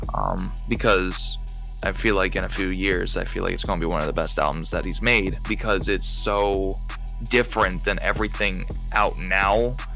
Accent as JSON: {"language": "English", "town": "Ithaca", "region": "New York", "country": "United States", "tie": "born or raised there", "moved": "yes", "lives_now": "Royersford, United States", "said": "I grew up in Ithaca, New York. I, I live in uh, PA now."}